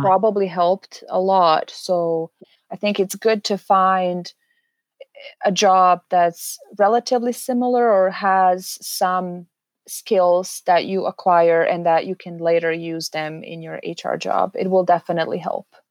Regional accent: Serbia; moved away as an adult; also born or lived in Canada; now in Edmonton, Canada; I am originally from Serbia, small European country. I moved to Canada in twenty fourteen after completing my bachelor's degree in social work

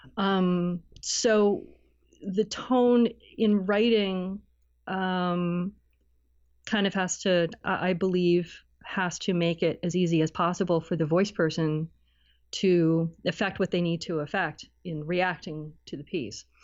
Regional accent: Cleveland, Ohio, United States; moved away as an adult; also born or lived in Barrie, Canada; now in Toronto, Canada; I'm originally from, uh, Cleveland in Northeast Ohio.

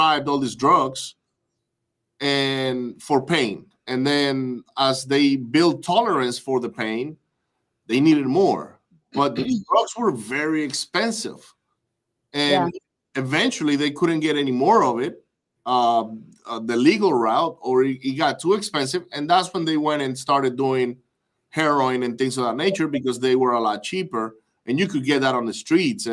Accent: Venezuela; moved away; I grew up in Venezuela

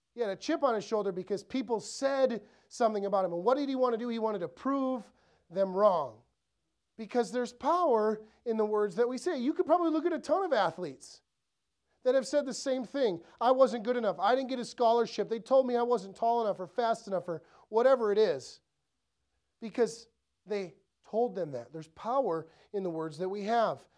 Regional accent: Ellsworth, Wisconsin, United States; I grew up in Ellsworth, so super small town, three thousand people

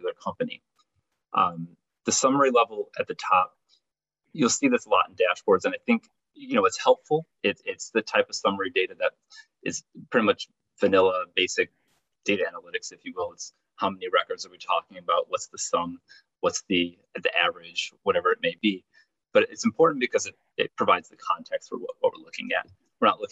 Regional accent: Chicago, Illinois, United States; my hometown of Chicago

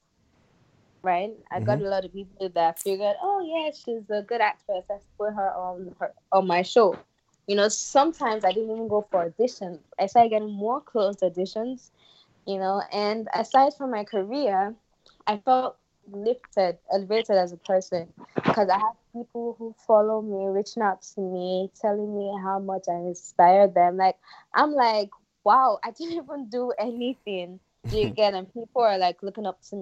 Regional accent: Nigeria; I went to Bellina Nigerian Primary School

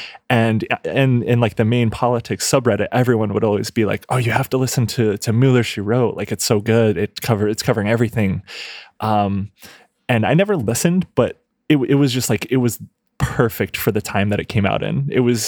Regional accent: Midwest, United States; As a Midwesterner, I've never seen that.

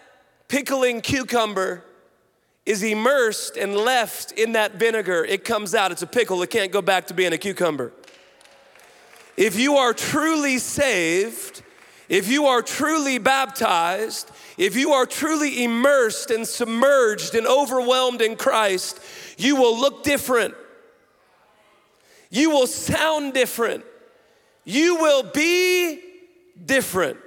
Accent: Washington, United States; moved away; I grew up on the West Coast, Washington State

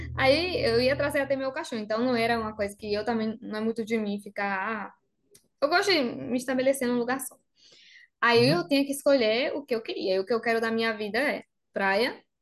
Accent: Bariloche, Río Negro, Argentina; Portuguese is a second language; moved away as an adult; also born or lived in Córdoba, Argentina; now in João Pessoa, Brazil; eu sou de Bariloche

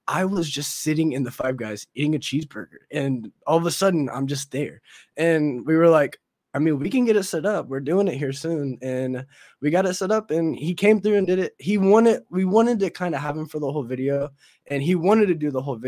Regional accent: Anderson, Indiana, United States; I come from Anderson, Indiana, and hence the name Indie Boys. We're all from Indiana.

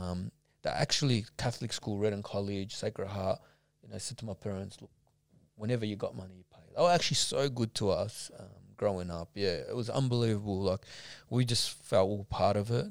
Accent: Preston, Victoria, Australia; I, I, grew up mainly in Preston. I was I was born in Preston

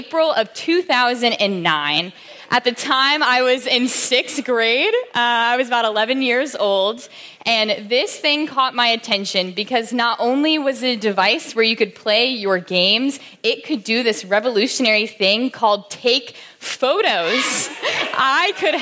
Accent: Williamsburg, Virginia, United States; I grew up in Williamsburg, Virginia.

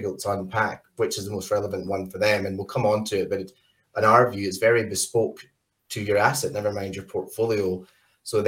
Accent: Scotland, United Kingdom; moved away as an adult; now in Australia; where I'm from in Scotland, moved to Australia

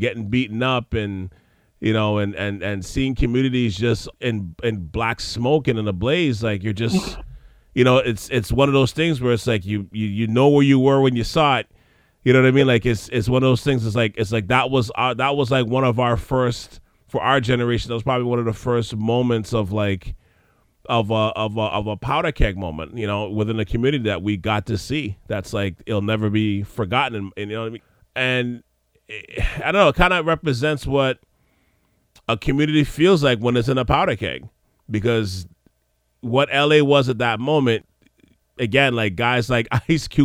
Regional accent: Montreal, Quebec, Canada; coming from Montreal

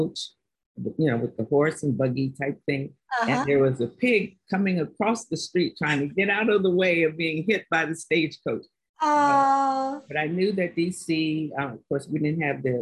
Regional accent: Washington, District of Columbia, United States; most of my family, and we're from Washington, D.C., so most of my family worked in the government

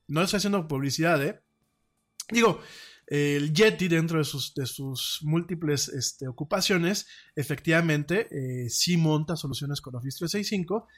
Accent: Mexico; aquí en mi país

